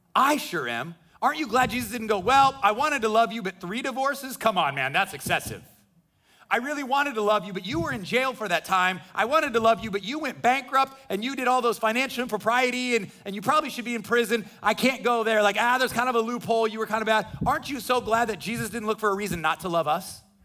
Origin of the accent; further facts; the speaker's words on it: Midwest, United States; now in Florida, United States; I grew up in the Midwest